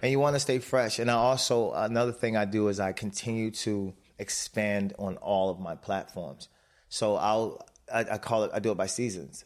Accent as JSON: {"language": "English", "town": "Baltimore", "region": "Maryland", "country": "United States", "tie": "born or raised there", "said": "My mother raised us in Baltimore"}